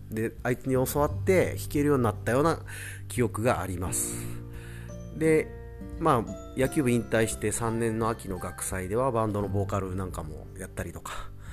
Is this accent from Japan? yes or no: yes; Matsudo, Chiba, Japan; 千葉県の松戸市ってとこで生まれ育って